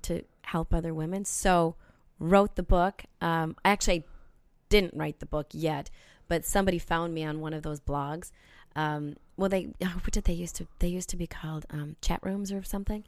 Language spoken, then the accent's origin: English; South Saint Paul, Minnesota, United States; moved away as an adult; also born or lived in Winnipeg; growing up in South Saint Paul